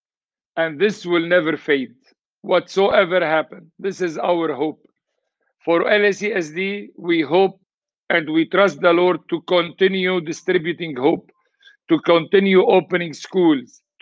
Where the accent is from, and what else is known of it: Lebanon